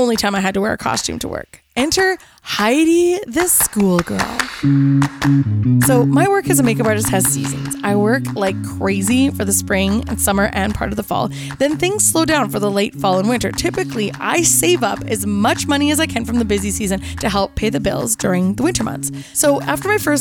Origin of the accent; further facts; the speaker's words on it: Kelowna, British Columbia, Canada; around the city of Kelowna, my hometown